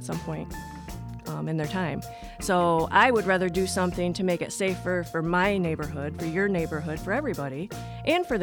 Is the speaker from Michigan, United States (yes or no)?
yes; Ionia, Michigan, United States; I grew up in Ionia, Michigan, where we had five prisons at the time there.